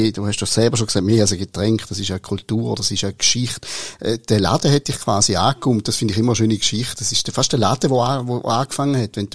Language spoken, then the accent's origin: German; St. Gallen, Switzerland; In dem kleinen Dorf in der Nähe von St. Gallen, wo ich aufgewachsen bin, gibt es heute zwei